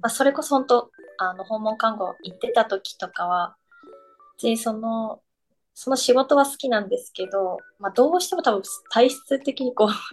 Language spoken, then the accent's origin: Japanese; Nagasaki, Japan; also born or lived in Tokyo; now in Zushi, Japan; 私もともと長崎出身なんですけど、うんうん。その海がすぐ近くにあって、っていう環境で育って